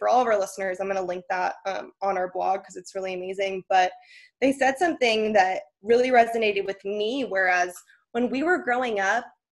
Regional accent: Northern California, United States; moved away; also born or lived in Kentucky; I grew up in Northern California

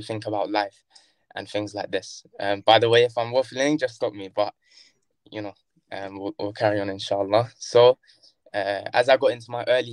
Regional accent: Brighton, South East England, United Kingdom; also born or lived in Kilburn, London; I was born in Kilburn, Northwest London. And then shortly afterwards, we moved to Brighton.

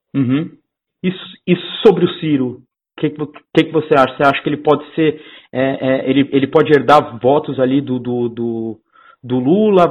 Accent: São Paulo, Brazil; eu sou aqui de São Paulo também

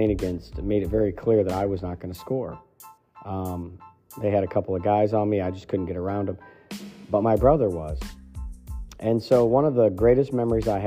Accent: Ohio, United States; also born or lived in Pennsylvania; now in Maine, United States; these are people that I grew up with in Ohio

